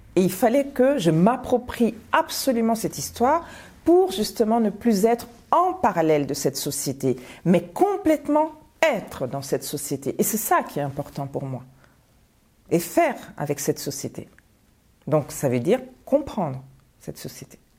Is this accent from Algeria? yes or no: no; Bamako, Mali; moved away as an adult; also born or lived in Paris, France; now in France; je viens de Bamako, je viens du lycée Askia